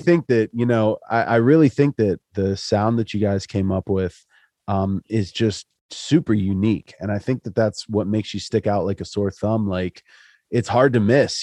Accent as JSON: {"language": "English", "region": "Central Pennsylvania", "country": "United States", "said": "I'm from Central PA"}